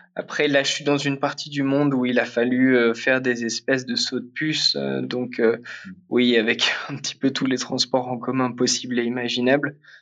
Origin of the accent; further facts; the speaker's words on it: Picardy, Hauts-de-France, France; moved away as an adult; j'ai grandi en Picardie